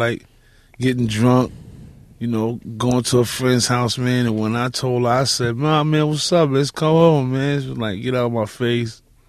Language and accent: English; New York City, New York, United States; also born or lived in Bronx; I'm from Manhattan.